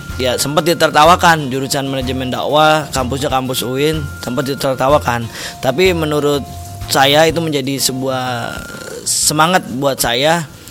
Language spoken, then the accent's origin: Indonesian; Bekasi, West Java, Indonesia; bahasa saya, orang Bekasi